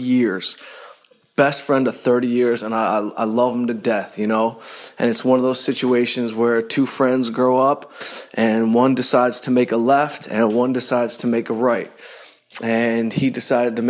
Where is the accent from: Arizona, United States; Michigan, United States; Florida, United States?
Michigan, United States; Detroit; I'm from Detroit